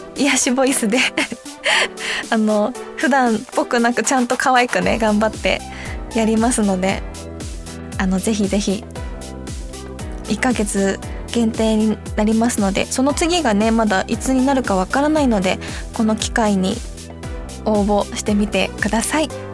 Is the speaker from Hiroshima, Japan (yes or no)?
yes; Fukuyama, Hiroshima, Japan; accent: Hiroshima dialect (Bingo-ben); moved away as an adult; now in Tokyo, Japan; 広島県の福山市出身です